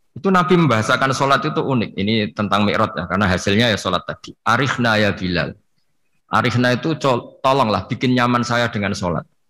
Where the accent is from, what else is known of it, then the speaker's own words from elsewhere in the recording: Pantura, Indonesia; saya ini orang Pantura, jadi kalau ngomong lebih lebih keras, lebih vulgar.